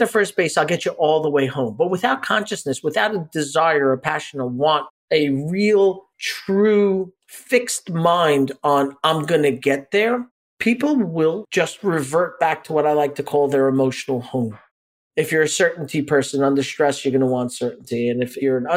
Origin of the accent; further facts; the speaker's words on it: New York City, New York, United States; we grew up in Brooklyn